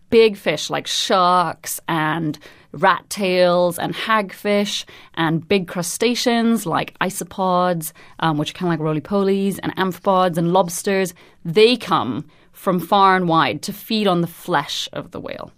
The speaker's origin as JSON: {"language": "English", "country": "Trinidad & Tobago", "tie": "born or raised there", "moved": "yes", "said": "I'm originally from Trinidad and Tobago"}